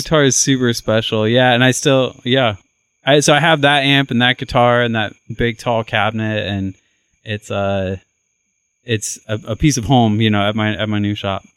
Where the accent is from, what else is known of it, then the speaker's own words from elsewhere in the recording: Ohio, United States; now in Nashville, United States; I grew up in Ohio